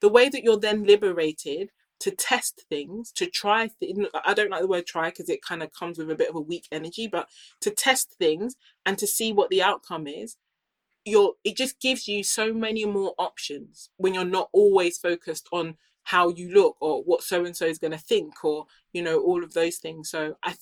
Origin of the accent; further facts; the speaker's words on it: United Kingdom; I grew up here in the UK